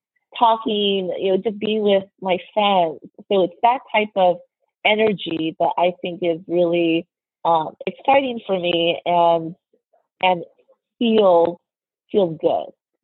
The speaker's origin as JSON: {"language": "English", "country": "United States", "said": "I'm Chinese American, and so I grew up in a very homogenous Caucasian community."}